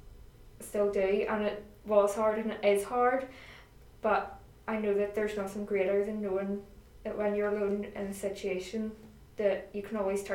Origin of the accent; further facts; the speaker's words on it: Greyabbey, Northern Ireland, United Kingdom; I am from Grey Abbey, and that is, for anybody who doesn't know, down the Ards Peninsula in County Down. And I live at home with my mum and dad